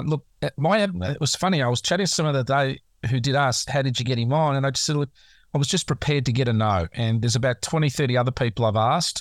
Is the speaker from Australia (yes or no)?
yes; Australia; as an Aussie